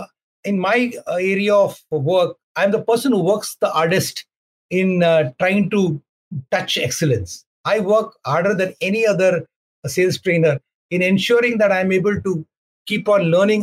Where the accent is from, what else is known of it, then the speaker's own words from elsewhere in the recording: India; in our country, in India